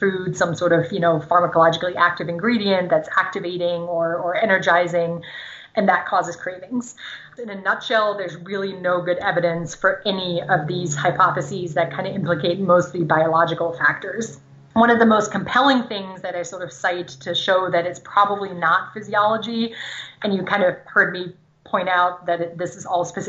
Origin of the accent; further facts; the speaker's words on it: Germany; first language German; English is a second language; moved away; So I grew up in Germany, speaking German. My parents are German